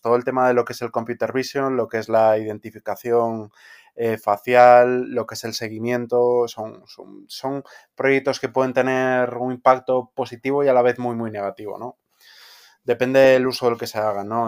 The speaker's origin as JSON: {"language": "Spanish", "town": "Vigo", "region": "Galicia", "country": "Spain", "tie": "born or raised there", "said": "donde crecí en Vigo"}